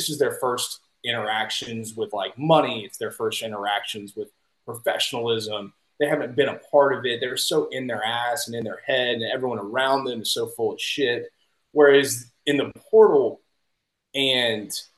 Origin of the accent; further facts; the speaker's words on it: Baton Rouge, Louisiana, United States; now in Houston, United States; I'm from Baton Rouge